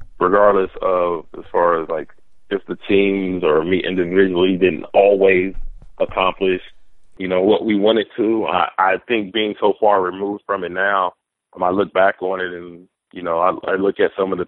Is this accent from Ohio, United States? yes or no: yes; Columbus, Ohio, United States; also born or lived in Kansas; I grew up with here in Columbus